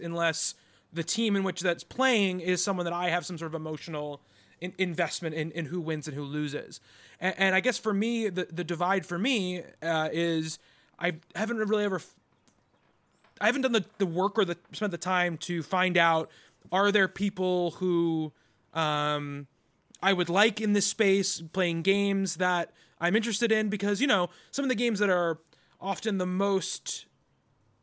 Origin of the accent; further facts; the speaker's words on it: New York, United States; I am from New York